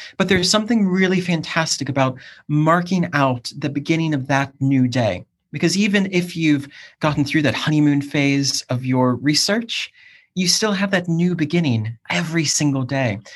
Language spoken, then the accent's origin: English; Cleveland, Ohio, United States; also born or lived in South East England; now in United Kingdom; I'm from Cleveland, Ohio originally